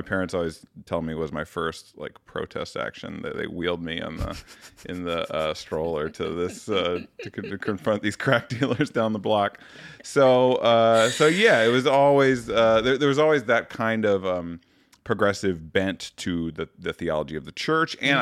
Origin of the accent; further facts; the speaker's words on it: Muskegon, Michigan, United States; moved away as an adult; also born or lived in Toledo, Ohio / Grand Rapids, Michigan; now in Chicago, United States; I started fourth grade in Muskegon when he moved to that church. So lived half my childhood in Toledo, mm-hmm. half in uh, Muskegon